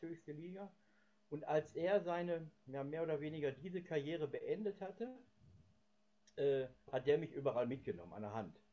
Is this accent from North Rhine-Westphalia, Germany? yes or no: yes; Gelsenkirchen, North Rhine-Westphalia, Germany; Gelsenkirchenhorst. Das ist auch mein Geburtsort